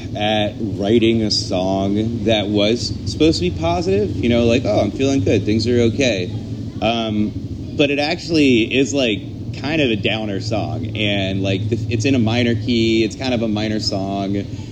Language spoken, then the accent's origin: English; the South, United States; it's about growing up in the South and the troubles I had with that.